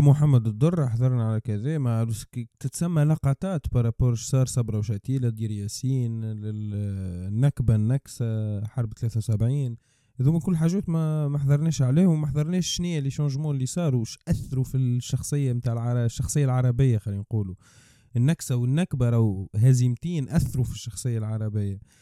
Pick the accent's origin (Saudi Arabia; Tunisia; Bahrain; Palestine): Tunisia